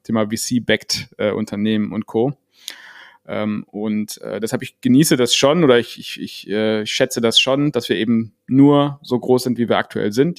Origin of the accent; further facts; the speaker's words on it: Germany; als Deutscher